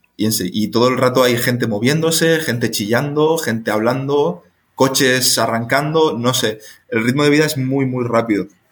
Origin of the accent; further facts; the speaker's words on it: Spain; moved away as an adult; now in Honduras; soy español